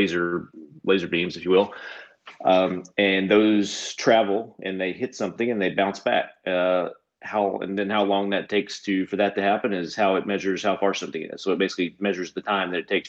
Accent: Southern Kentucky, United States; moved away as an adult; also born or lived in Lexington, Kentucky; now in Cincinnati, United States; I grew up in Kentucky, although it's, you know, Southern Kentucky.

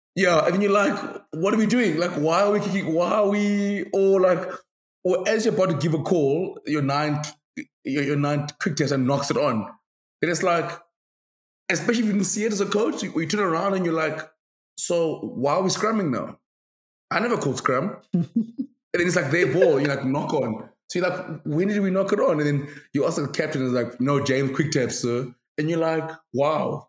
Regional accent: South Africa; as South African fans in general, we're very like we're quite we're quite an arrogant country in terms of rugby.

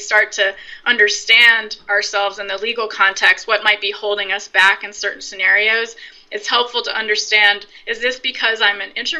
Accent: Virginia, United States; now in Brooklyn, New York, United States; I grew up in Virginia

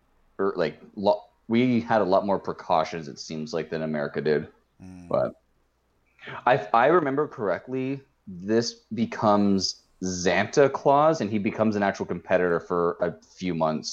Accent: Canada; also born or lived in Windsor, Ontario; and I said this as a Canadian.

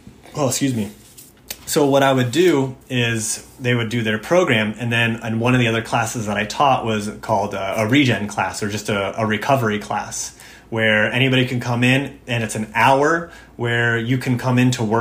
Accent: United States; I'm an American

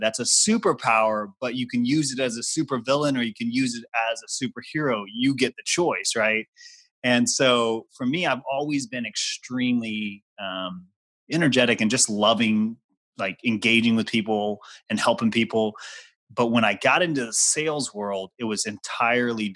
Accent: Guam; I grew up on Guam in the middle of the Pacific

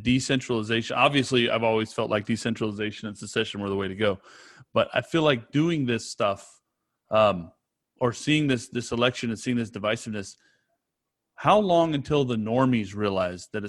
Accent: California, United States; I'm from California

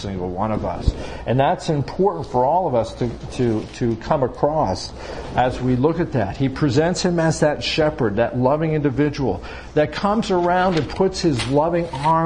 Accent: Long Island, New York, United States; now in Pennsylvania, United States; I grew up on Long Island, so we oftentimes went down to what we call Jones Beach

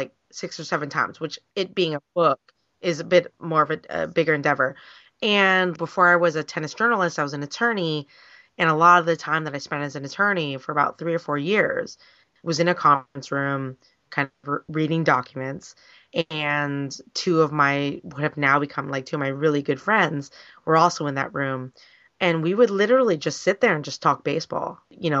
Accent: Oakland, California, United States; I am from the East Bay. I am an Oakland kid. I am an Oakland A's fan before Moneyball ever came out.

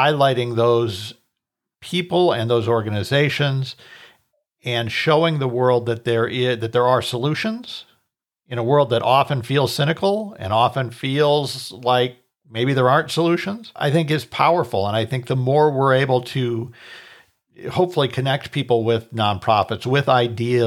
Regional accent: Minnesota, United States; now in Colorado, United States; I grew up in Minnesota. I live in Colorado now.

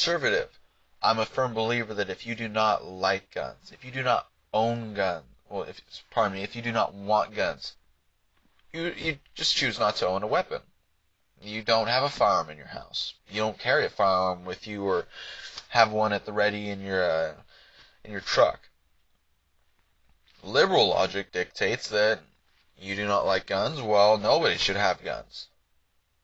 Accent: United States; Me as an American

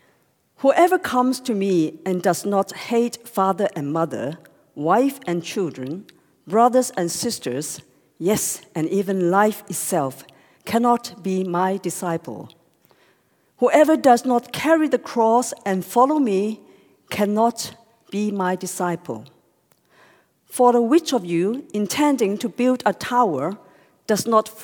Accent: Hong Kong; English is a second language; I am born and grew up, in Hong Kong

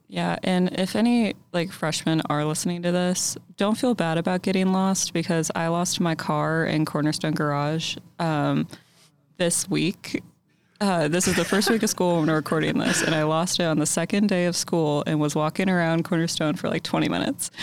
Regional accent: Louisville, Kentucky, United States; moved away as an adult; now in Lexington, United States; I'm from Louisville

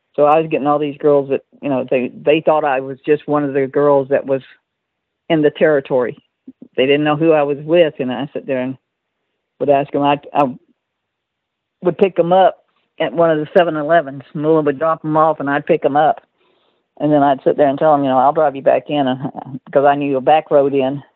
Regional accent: Texas, United States; I'm from Texas

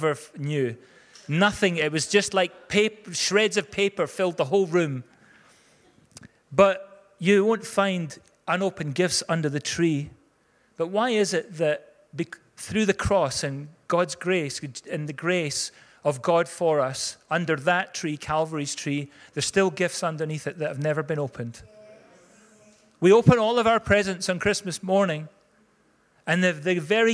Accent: Scotland, United Kingdom; most of us are Scots

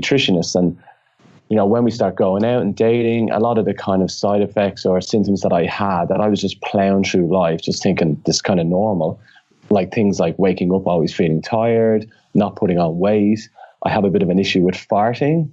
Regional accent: Ireland; I always mix up the THs because I'm Irish and we don't pronounce our THs

